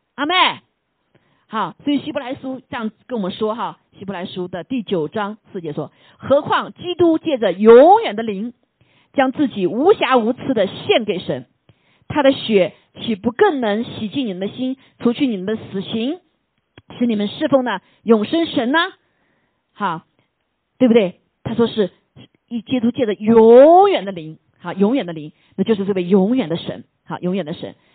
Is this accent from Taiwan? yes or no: no; China; 我们中国人说的天就是老天爷